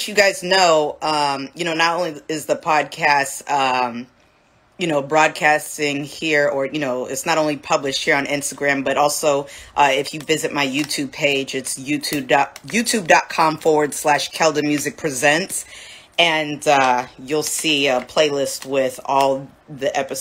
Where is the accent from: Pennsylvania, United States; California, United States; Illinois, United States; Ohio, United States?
California, United States; San Jose; I'm from San Jose, California